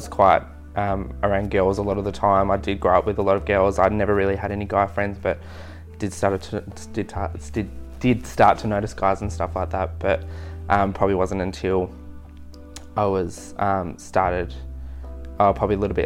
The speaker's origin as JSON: {"language": "English", "town": "Queenstown", "region": "Tasmania", "country": "Australia", "tie": "born or raised there", "also_born_or_lived": "Devonport / Gold Coast", "lives_now": "Burnie, Australia", "said": "I grew up in Queenstown on the west coast of Tasmania"}